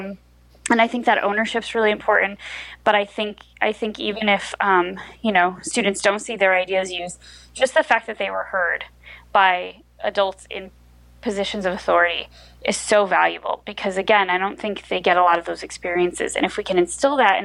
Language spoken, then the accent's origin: English; rural New Jersey, United States; now in Newark, United States; I grew up in rural New Jersey, which does exist